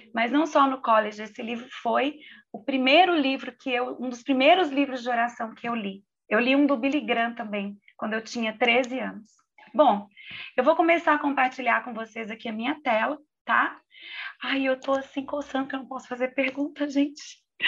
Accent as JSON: {"language": "Portuguese", "region": "Minas Gerais", "country": "Brazil", "said": "como uma boa mineira"}